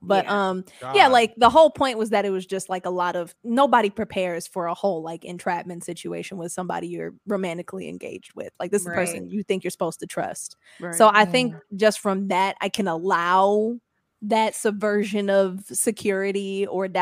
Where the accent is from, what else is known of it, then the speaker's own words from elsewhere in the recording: Texas, United States; I was raised up on Juneteenth because I was in Texas